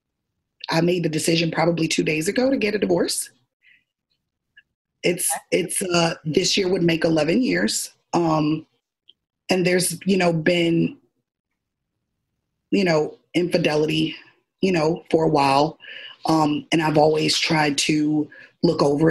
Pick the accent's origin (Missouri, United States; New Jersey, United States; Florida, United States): Florida, United States; Miami; I'm originally from Miami, Florida